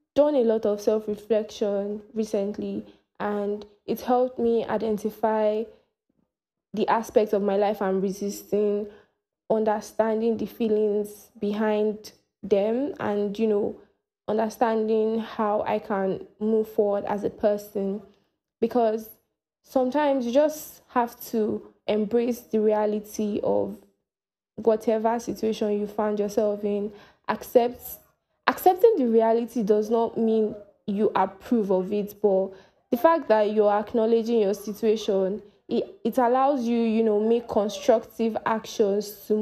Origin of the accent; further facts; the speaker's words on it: Nigeria; I am from Nigeria